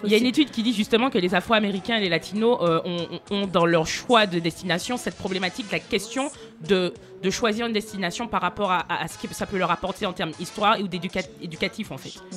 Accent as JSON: {"language": "French", "country": "Martinique", "said": "je suis martiniquaise"}